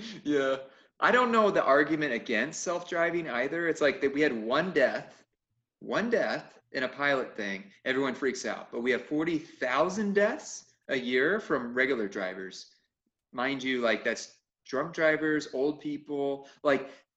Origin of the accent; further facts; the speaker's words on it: Peoria, Arizona, United States; we come from Phoenix, West Peoria. You know, me and Eric come from West Peoria, South Peoria